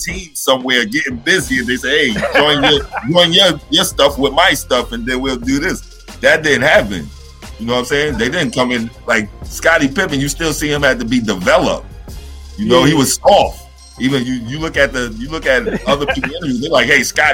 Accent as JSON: {"language": "English", "town": "New York City", "region": "New York", "country": "United States", "said": "I'm actually from Brooklyn"}